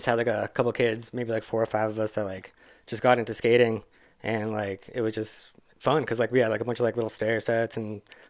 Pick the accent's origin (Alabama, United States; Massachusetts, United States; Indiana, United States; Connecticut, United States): Massachusetts, United States; Hamilton; also born or lived in North Shore, Massachusetts; I grew up in Hamilton, and like I moved around a bunch, but like that was kind of like where I started.